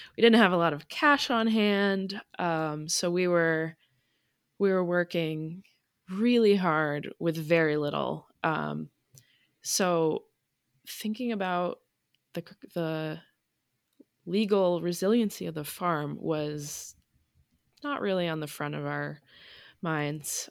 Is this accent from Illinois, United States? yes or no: no; Vermont, United States; moved away as an adult; also born or lived in Maine / Massachusetts / Connecticut; now in Unity, Maine, United States; I grew up born in Maine, raised in Vermont, went to college in Massachusetts, lived in Connecticut for a bit. Um, so I just consider myself a New Englander